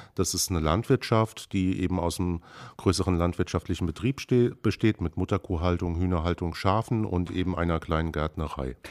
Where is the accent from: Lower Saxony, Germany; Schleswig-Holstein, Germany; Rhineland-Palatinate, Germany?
Rhineland-Palatinate, Germany; near the Lorelei; moved away as an adult; now in Brandenburg, Germany; ich komme ganz ursprünglich vom Rhein, äh, in der Nähe der schönen Lorelei. Bin da sozusagen, ähm, als Winzerkind aufgewachsen